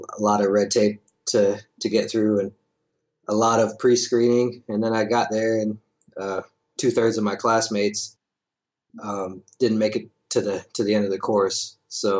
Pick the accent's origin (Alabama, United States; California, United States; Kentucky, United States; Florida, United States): Florida, United States; Orlando; first language English; I'm from Orlando